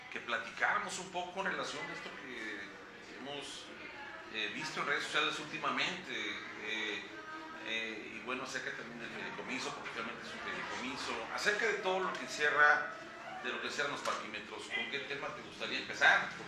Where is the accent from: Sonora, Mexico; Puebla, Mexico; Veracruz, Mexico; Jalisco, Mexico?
Veracruz, Mexico; somos, somos de aquí de Veracruz